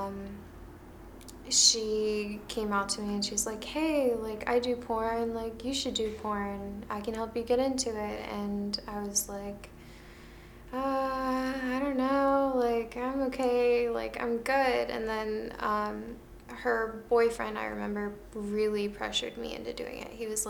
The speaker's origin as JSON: {"language": "English", "region": "Maryland", "country": "United States", "tie": "born or raised there", "moved": "as an adult", "lives_now": "California, United States", "said": "I moved to California from my hometown, Maryland"}